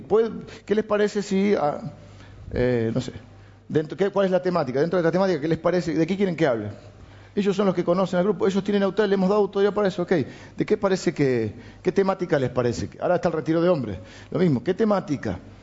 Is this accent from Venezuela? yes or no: no; Argentina; also born or lived in Morón, Buenos Aires